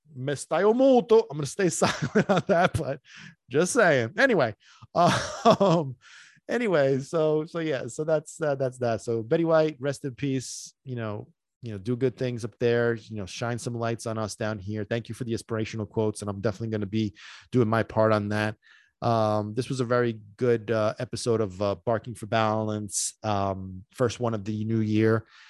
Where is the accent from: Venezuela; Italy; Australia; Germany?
Italy; Sicily; moved away; I grew up in Sicily